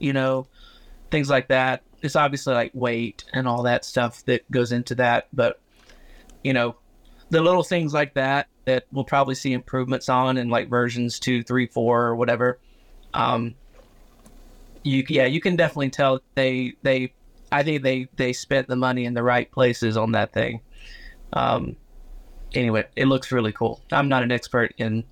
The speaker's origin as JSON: {"language": "English", "region": "Georgia", "country": "United States", "moved": "as an adult", "lives_now": "Metro Detroit, United States", "said": "I'm from Georgia"}